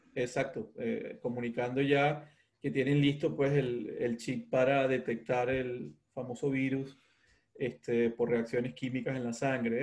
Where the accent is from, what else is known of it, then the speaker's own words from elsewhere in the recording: Venezuela; also born or lived in Ecuador; now in Mexico; con todos los venezolanos en el mundo, viví en Ecuador, ahora estoy en México